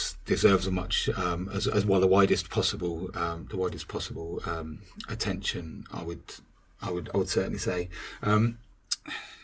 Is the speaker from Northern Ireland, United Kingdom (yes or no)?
yes; Northern Ireland, United Kingdom; I was growing up in the Troubles, in Northern Ireland